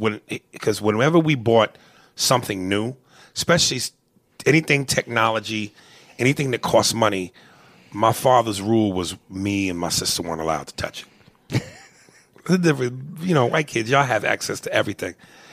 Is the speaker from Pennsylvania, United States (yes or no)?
no; Newark, New Jersey, United States; I'm white and black, and I'm from Newark, New Jersey.